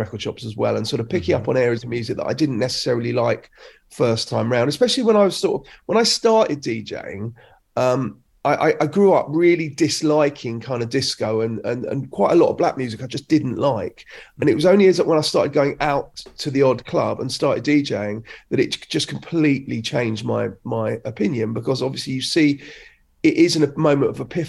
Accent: London, United Kingdom; I grew up in Crouch End in North London

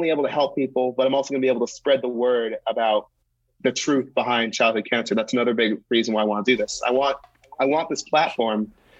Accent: Wellesley, Massachusetts, United States; I grew up just outside of Boston, so cool. I'm local. All right, what city? Wellesley.

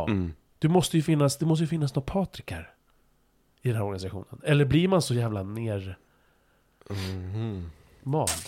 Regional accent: Turkey; Jag är turk.

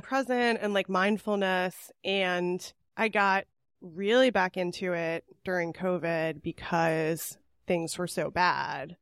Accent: California, United States; I'm from California

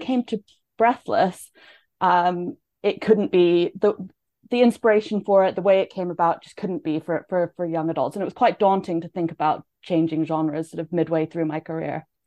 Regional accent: Canada; moved away; I'm from Canada originally.

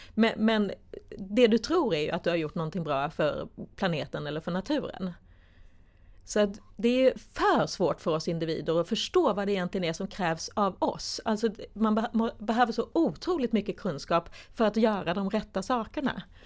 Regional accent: Sweden; som vi svenskar

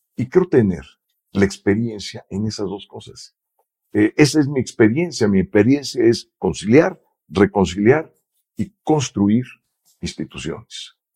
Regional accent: Mexico; somos mexicanos

